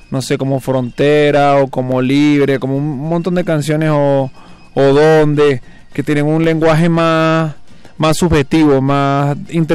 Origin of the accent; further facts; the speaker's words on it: Venezuela; now in Mexico City, Mexico; Raguayana y yo somos venezolanos.